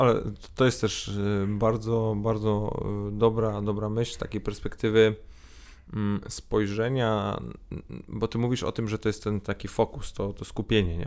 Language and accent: Polish; Poland; urodziliśmy się w Polsce, e, wychowaliśmy się w Polsce